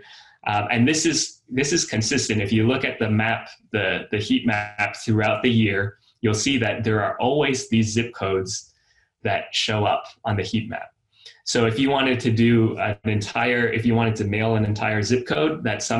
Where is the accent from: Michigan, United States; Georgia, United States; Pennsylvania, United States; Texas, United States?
Texas, United States; Austin; I'm from Austin